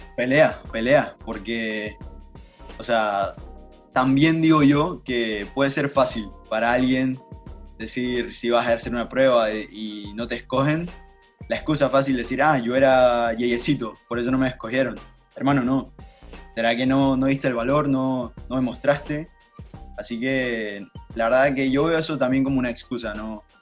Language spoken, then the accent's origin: Spanish; Panama; now in United States; yo crecí contigo, crecí en Panamá, crecí en fútbol en Panamá